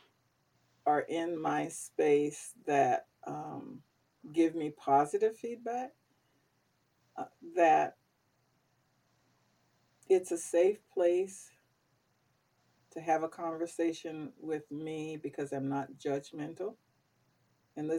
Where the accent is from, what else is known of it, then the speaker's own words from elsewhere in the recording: the South, United States; growing up in the South